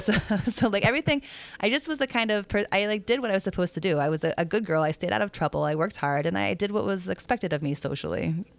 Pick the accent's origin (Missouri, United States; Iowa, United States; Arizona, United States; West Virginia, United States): Iowa, United States; Des Moines; also born or lived in Mission Viejo, Orange County, California; when I was growing up in Des Moines.